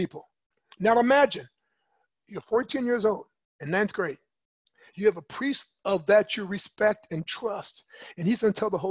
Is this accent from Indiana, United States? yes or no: yes; Michigan City, Indiana, United States; I was born and raised in Michigan City in Indiana